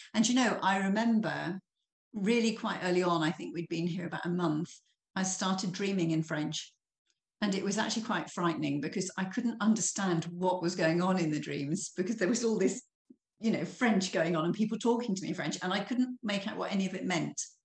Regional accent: Norfolk, East of England, United Kingdom; moved away as an adult; now in Burgundy, France; I was brought up in Norfolk in England. So I'm a country girl at heart.

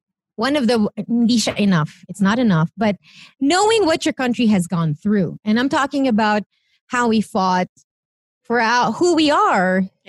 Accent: Philippines; now in United States; Who am I as a Filipino? I think the question also was heavy on my mind because I'm about to become an American citizen.

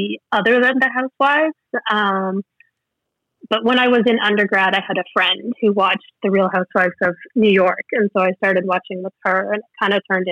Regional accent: Canada; I'm Canadian, I didn't really grow up eating Hershey's because it's kind of a, I don't know, second or third tier brand here

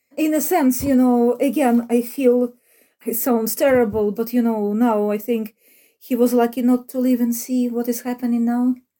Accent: Ukraine; moved away as an adult; now in Cork, Ireland; I was born in Ukraine

